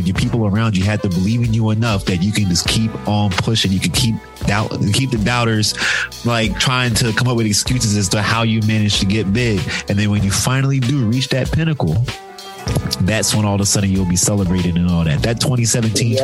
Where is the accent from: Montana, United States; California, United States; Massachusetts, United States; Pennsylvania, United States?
Pennsylvania, United States; Philadelphia; we're from Philadelphia